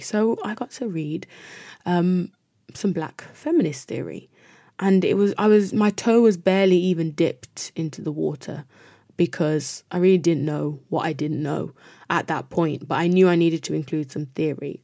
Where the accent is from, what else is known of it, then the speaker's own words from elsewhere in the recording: United Kingdom; as Black British people